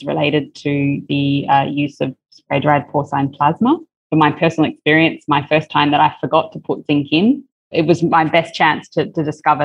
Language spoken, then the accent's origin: English; Australia; also born or lived in China; now in Vietnam; by birth, I'm Australian